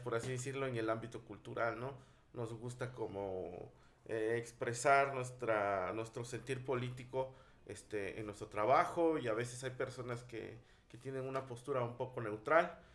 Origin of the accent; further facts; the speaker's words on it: Tlacolula de Matamoros, Oaxaca, Mexico; Yo en lo personal tengo una relación de amor y odio con mi pueblo